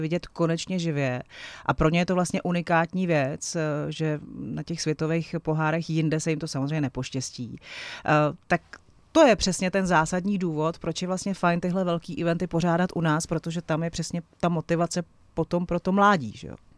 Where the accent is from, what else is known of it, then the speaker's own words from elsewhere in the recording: Vrchlabí, Hradec Králové Region, Czechia; pocházím z Vrchlabí, takže je to taková nějaká jako moje osobní i, i věc a domovina